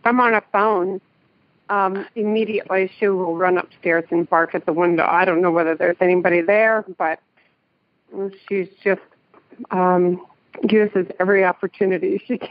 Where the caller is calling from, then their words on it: Danville, California, United States; Danville, California.